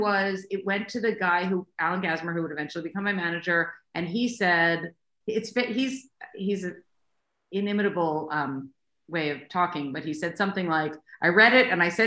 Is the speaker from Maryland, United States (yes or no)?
yes; Baltimore, Maryland, United States; I'm from Baltimore, and I was a lawyer until I had my third child.